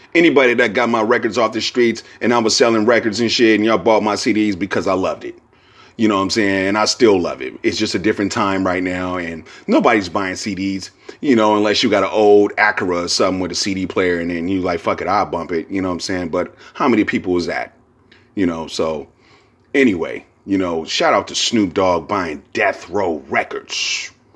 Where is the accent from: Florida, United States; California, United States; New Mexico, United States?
California, United States; Bay Area; I'm from the Bay Area.